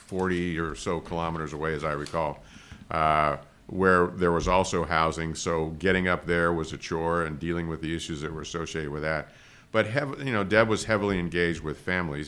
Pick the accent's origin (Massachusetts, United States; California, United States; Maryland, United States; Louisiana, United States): California, United States; Los Angeles; moved away; we're from Los Angeles, the, the Los Angeles area.